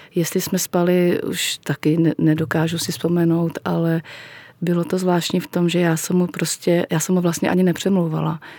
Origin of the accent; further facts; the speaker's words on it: Plzeň, Plzeň Region, Czechia; když jsem znova chodila do první třídy, to už bylo tady v Plzni